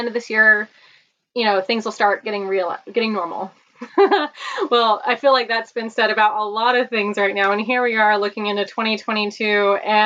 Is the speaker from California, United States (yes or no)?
yes; California, United States; I grew up here in California